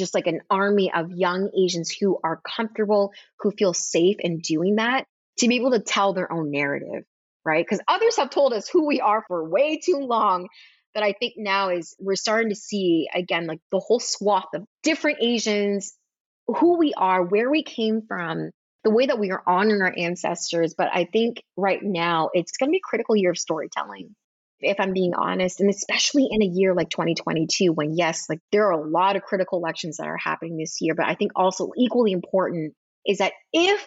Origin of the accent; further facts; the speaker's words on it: Texas, United States; this is my home state